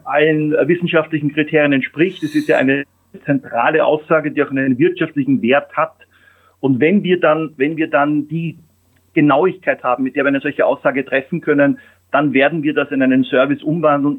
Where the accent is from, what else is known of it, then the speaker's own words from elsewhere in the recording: Austria; moved away as an adult; now in Germany; ich bin Österreicher